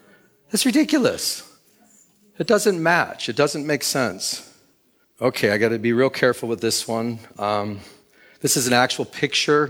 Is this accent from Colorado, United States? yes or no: no; Michigan, United States; now in California, United States; I'm from Michigan. When I came here to California back in 2000